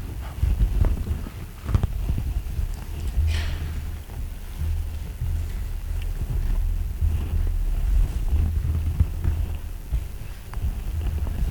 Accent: Ohio, United States; I'm from Ohio, too. I'm from Flatlands

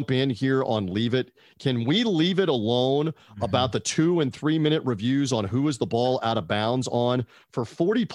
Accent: Florida, United States; we're in Florida

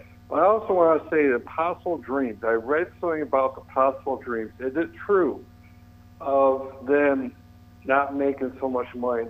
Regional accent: Watertown, United States; I was raised in Watertown.

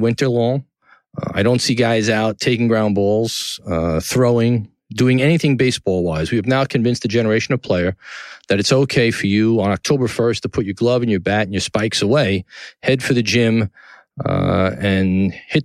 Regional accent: New York City, New York, United States; downtown New York City, my hometown in Tribeca

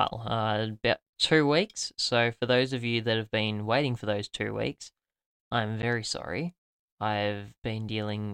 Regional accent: Australia; as an Aussie

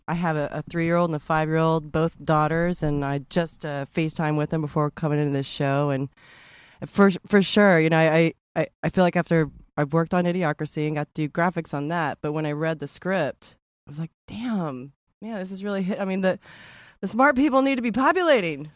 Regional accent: Texas, United States; I'm from Texas

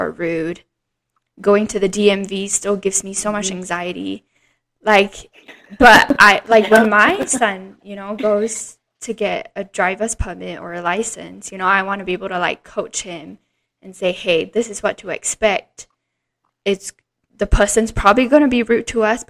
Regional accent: Singapore; growing up in Singapore, where it is very, very sheltered

